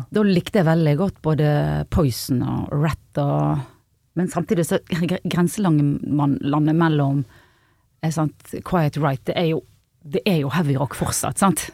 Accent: Bergen, Vestland, Norway; also born or lived in Os; Åsane utenfor Bergen

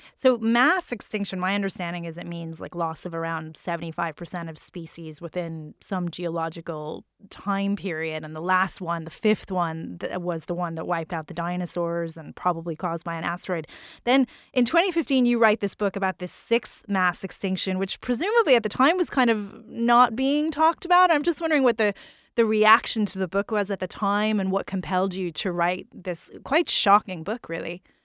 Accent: New Orleans, Louisiana, United States; I grew up in New Orleans

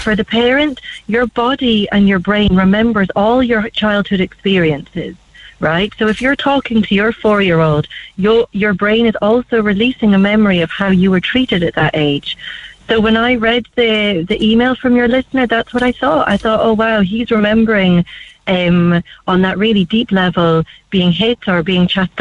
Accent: Scotland, United Kingdom; I'm from Scotland

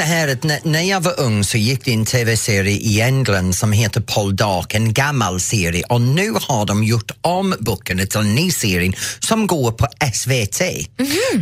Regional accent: Norrtälje, Stockholm County, Sweden; born or raised there

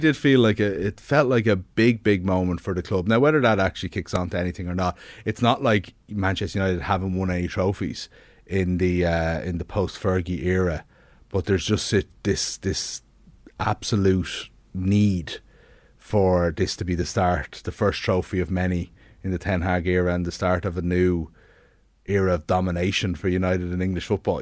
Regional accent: Ireland; we're Irish people

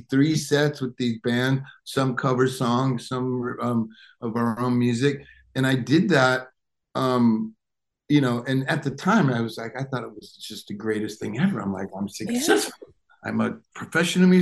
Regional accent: Detroit, Michigan, United States; moved away; I grew up outside of Detroit, Michigan.

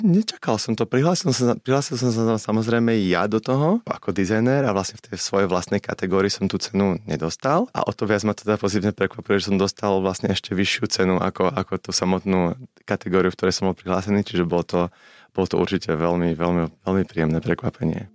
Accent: Slovakia; moved away as an adult; ja som veľmi hrdý na to, že som zo Slovenska a stále sa považujem za Slováka, napriek tomu, že žijem 16 rokov v zahraničí

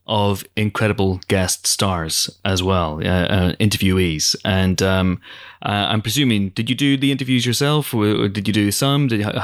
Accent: United Kingdom; I'm British.

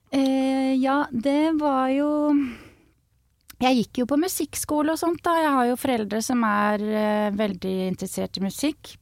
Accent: Skjetten, Akershus, Norway

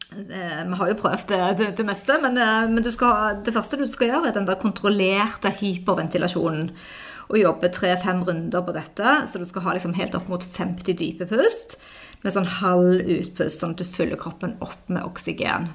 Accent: Stavanger, Rogaland, Norway; moved away; meg og de venninnene mine hjemme i Stavanger

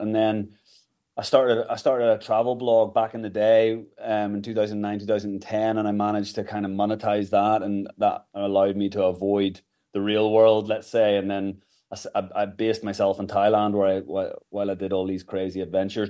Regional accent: Kilkeel, Northern Ireland, United Kingdom; moved away as an adult; also born or lived in Galway / England / United States; I grew up in Kilkeel County Down

